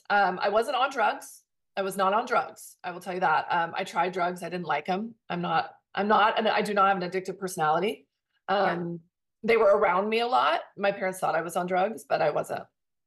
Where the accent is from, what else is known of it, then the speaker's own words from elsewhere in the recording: Southern California, United States; And I grew up here. I grew up in Southern California. I still live in Southern California. I still live in the town I grew up